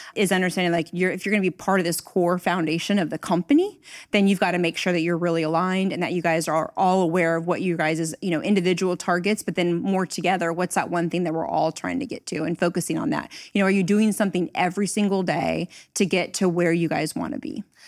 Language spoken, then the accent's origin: English; Northern California, United States; I'm actually from Northern California, so I started my career here